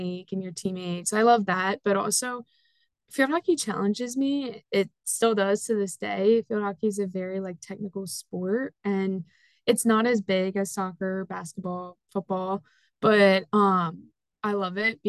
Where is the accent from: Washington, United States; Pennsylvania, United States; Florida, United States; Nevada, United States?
Pennsylvania, United States; Lancaster; I am from Lancaster, Pennsylvania